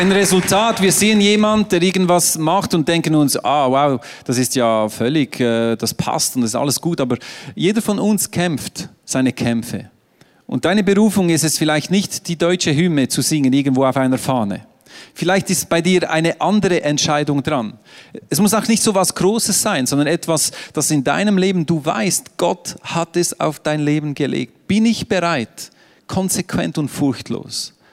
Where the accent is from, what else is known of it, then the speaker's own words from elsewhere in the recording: Switzerland; Ich bin Schweizer, ich bin neutral.